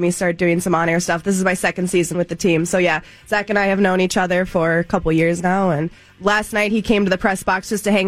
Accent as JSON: {"language": "English", "region": "Minnesota", "country": "United States", "tie": "born or raised there", "said": "I grew up in Minnesota"}